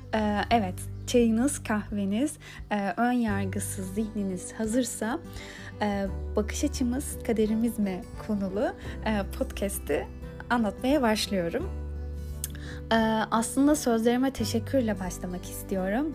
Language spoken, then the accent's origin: Turkish; Istanbul, Turkey; Ben İstanbul'da doğdum büyüdüm.